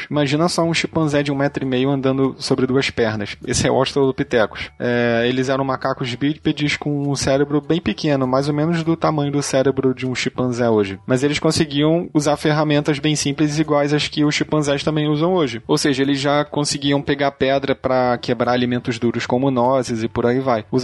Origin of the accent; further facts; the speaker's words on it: Manaus, Amazonas, Brazil; eu tenho seis anos e eu sou de Manaus, Amazonas.